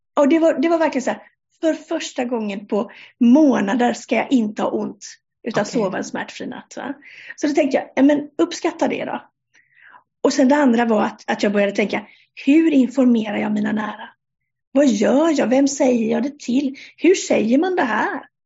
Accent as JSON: {"language": "Swedish", "country": "Sweden", "moved": "as an adult", "lives_now": "Denmark", "said": "Jag är svensk, eh, men sedan 1 juli i år så bor jag i Danmark"}